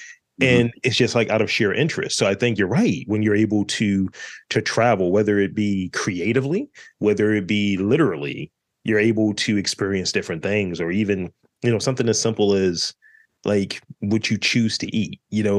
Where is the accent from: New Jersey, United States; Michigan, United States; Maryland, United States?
Maryland, United States; Baltimore; because apparently I don't sound like I'm from Baltimore, which is a little offended